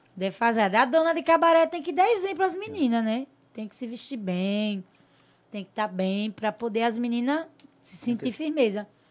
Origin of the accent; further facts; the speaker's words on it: Porto Real do Colégio, Alagoas, Brazil; De Porto Real do Colégio, São Brás, que é tudo colégio, foi onde eu me criei.